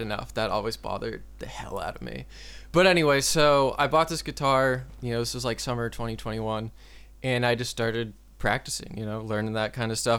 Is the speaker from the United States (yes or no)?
yes; Gloucester, Massachusetts, United States; also born or lived in Lowell, Massachusetts / Watertown, Massachusetts; I grew up um, in a city called Gloucester that's about twenty-five, thirty miles north of Boston